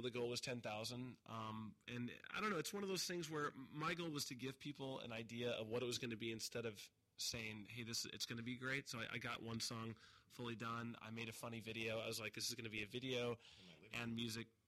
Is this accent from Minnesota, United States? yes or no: no; Montana, United States; moved away as an adult; now in Los Angeles, United States; I'm from Montana, so I'm from a very small community